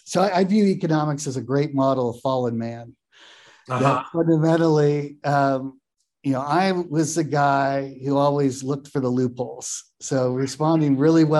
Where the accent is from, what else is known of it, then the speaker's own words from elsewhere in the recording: Pacific Northwest, United States; also born or lived in Ellensburg, Washington; I grew up in the Pacific Northwest. My first set of years were actually in Ellensburg, Washington